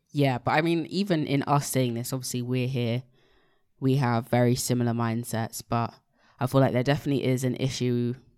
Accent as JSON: {"language": "English", "country": "Nigeria", "said": "being Nigerian"}